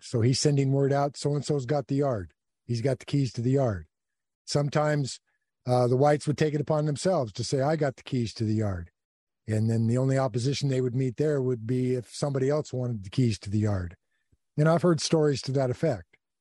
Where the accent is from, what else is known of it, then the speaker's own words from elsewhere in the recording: United States; I'm an American, and, uh, I've always thought of myself as an American